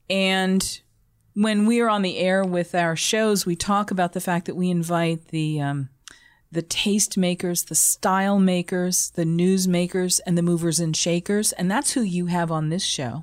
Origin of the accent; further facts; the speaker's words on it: Boston, Massachusetts, United States; moved away; I'm originally from Boston.